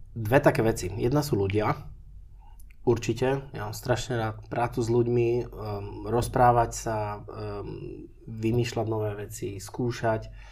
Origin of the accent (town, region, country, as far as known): Slovakia; born or raised there; moved away as an adult; also born or lived in Switzerland